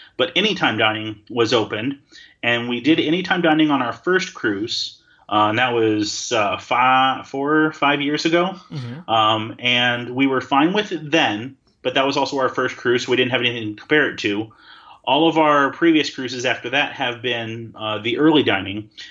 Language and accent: English; Wisconsin, United States; moved away; I'm from Wisconsin, the land of cheese